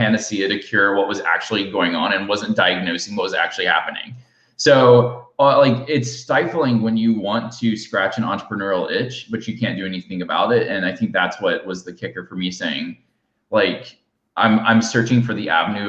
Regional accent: Alabama, United States; now in Austin, United States; I'm in Alabama right now because I grew up in Alabama

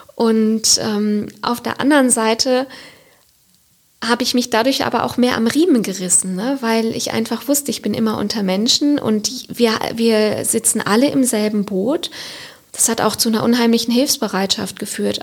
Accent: Siegerland, North Rhine-Westphalia, Germany; moved away as an adult; now in Cologne, Germany; wo ich herkomme, also aus einem kleinen Dorf im Siegerland

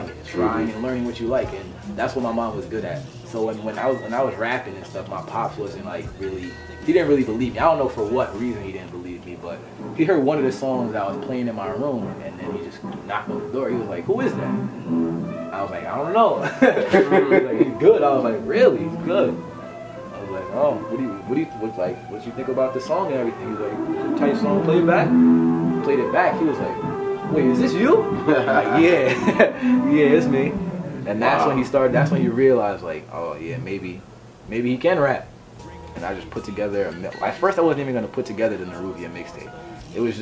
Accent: New York, United States; We're both from New York

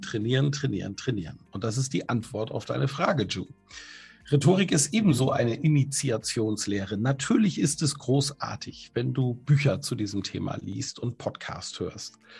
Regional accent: a village in Plön district near Kiel, Schleswig-Holstein, Germany; Also ich bin in einem Dorf groß geworden in Schleswig-Holstein in der Nähe von Kiel. Das ist der Kreis Plön an der Ostsee

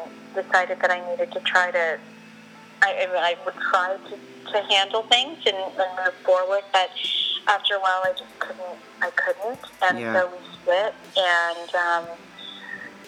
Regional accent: United States; now in Vancouver, Canada; as an American living in Canada

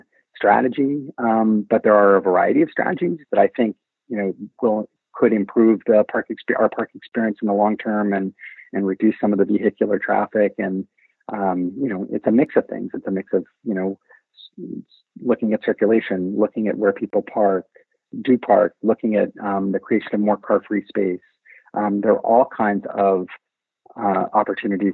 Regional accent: Philadelphia, Pennsylvania, United States; now in San Francisco, United States; Growing up in Philadelphia

